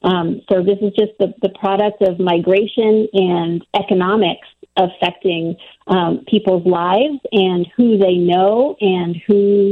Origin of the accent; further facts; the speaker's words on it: Ohio, United States; moved away; So I am from north of the Mason-Dixon line and east of the Mississippi. I grew up in Ohio.